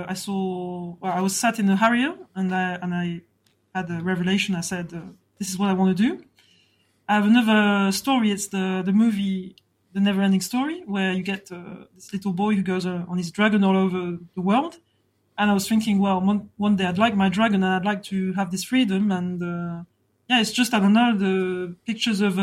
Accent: France; accent: French; English is a second language; also born or lived in Rugby, England; I was born in rugby and I came to France when I was 3 years old. So I was brought up in France during 37 years until now.

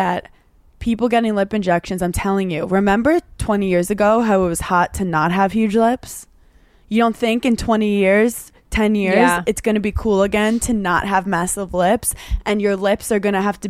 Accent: New York, United States; we're from New York.

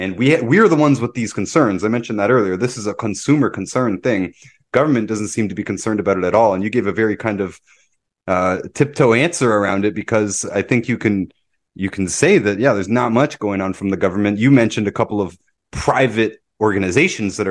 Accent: Toronto, Ontario, Canada; moved away as an adult; now in Kirkland Lake, Canada; a lot of people that I grew up with in Toronto

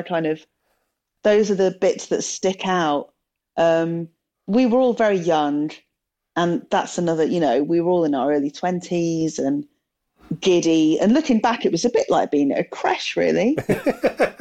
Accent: Telford, West Midlands, United Kingdom; I grew up in Telford in the West Midlands.

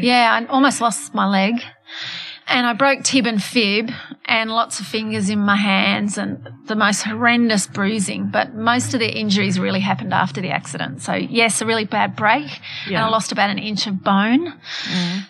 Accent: Australia; born or raised there; also born or lived in Johannesburg, South Africa / United Kingdom

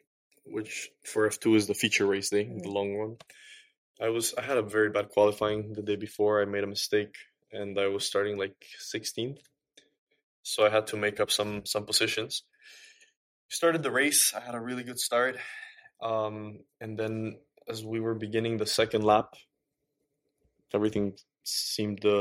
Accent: Quito, Pichincha, Ecuador; So I was born in Ecuador. Mm-hmm. Quito, Ecuador, the capital

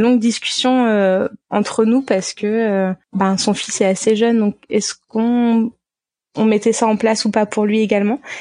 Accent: France; moved away; en tant que Français

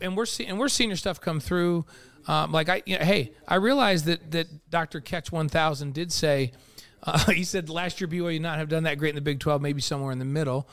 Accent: New York, United States; moved away; I'm from New York, so everybody's guys

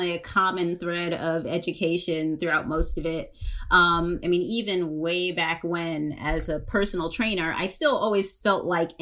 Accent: Long Island, New York, United States; I grew up in Long Island and in New York

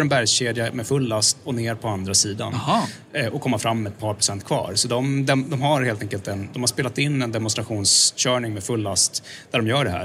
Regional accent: Sweden; som svensk

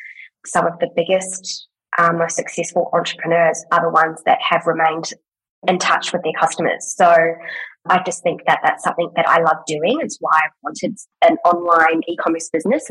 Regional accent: New Zealand; now in Australia; I'm from New Zealand

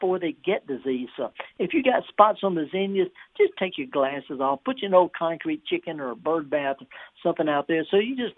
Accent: Indianola, Mississippi, United States; I was raised just down the road in Indianola.

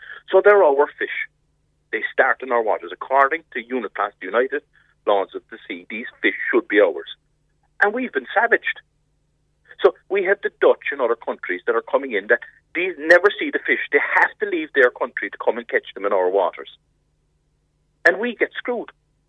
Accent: West Cork, Munster, Ireland; I am from West Cork

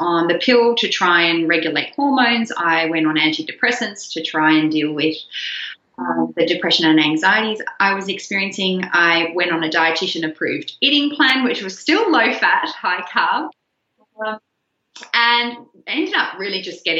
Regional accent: Australia; moved away as an adult; also born or lived in Netherlands / Canberra, Australia; because I grew up mostly in Australia

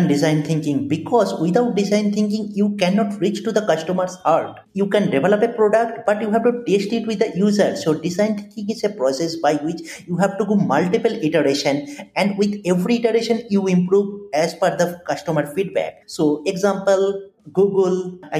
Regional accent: Kolkata, West Bengal, India; moved away; I completed my graduation from my hometown, that is Kolkata, on 2013

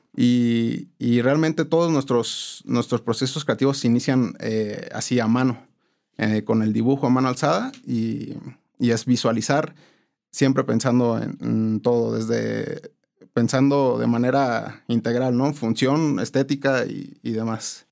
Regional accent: Morelia, Michoacán, Mexico; also born or lived in Tampico, Tamaulipas; nací en la ciudad de Tampico, Tamaulipas, pero, pero ya me considero michoacano, ¿no? Tengo aquí más de 25 años

